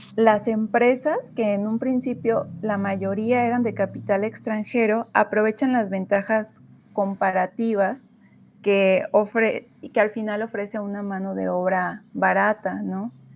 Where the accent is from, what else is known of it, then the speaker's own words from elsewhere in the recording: Zamora, Michoacán, Mexico; soy mujer originaria de Zamora